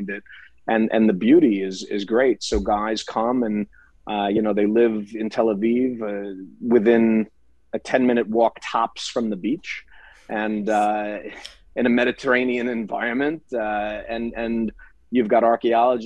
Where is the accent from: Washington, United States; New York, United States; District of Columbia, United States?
New York, United States; West Islip; also born or lived in Binghamton, New York; my background is I'm a Jewish New Yorker.